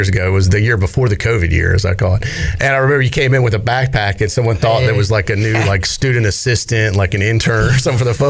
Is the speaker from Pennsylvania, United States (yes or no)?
no; Raleigh, North Carolina, United States; because I'm from Raleigh too.